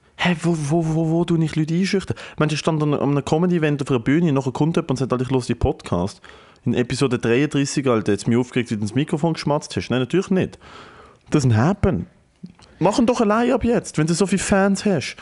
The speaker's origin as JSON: {"language": "German", "country": "Germany", "said": "ich als Deutscher mit deutscher Familie"}